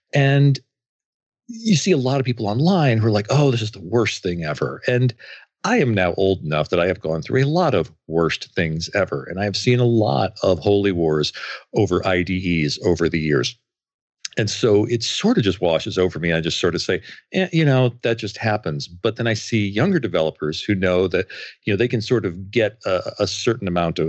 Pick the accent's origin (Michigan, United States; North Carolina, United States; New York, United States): Michigan, United States; Grand Rapids; from Grand Rapids, Michigan